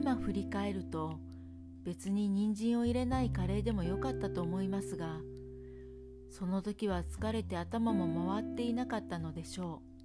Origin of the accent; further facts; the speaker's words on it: Kansai, Japan; moved away as an adult; now in Hokkaido, Japan; 私が関西出身なので